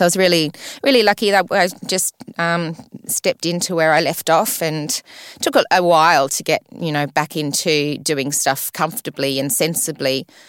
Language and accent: English; Sydney, New South Wales, Australia; also born or lived in London, United Kingdom; I was born in Sydney and, and brought up here all the way till I was fifteen